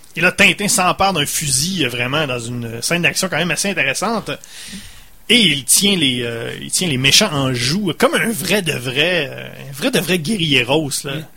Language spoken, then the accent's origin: French; Saguenay, Quebec, Canada; on vient du Saguenay